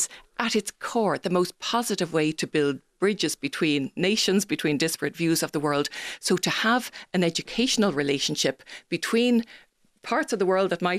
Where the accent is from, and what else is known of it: Dublin, Leinster, Ireland; also born or lived in Berkeley